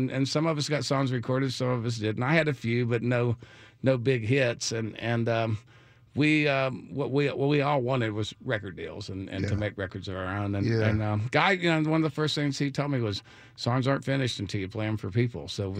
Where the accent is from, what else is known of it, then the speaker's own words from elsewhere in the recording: Texas, United States; I come from Texas